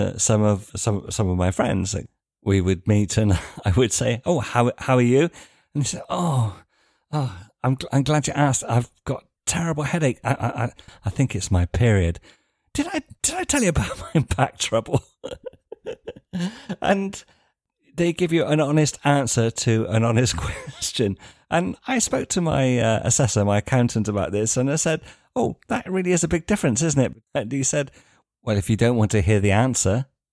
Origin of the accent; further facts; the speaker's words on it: United Kingdom; moved away as an adult; now in Spain; being British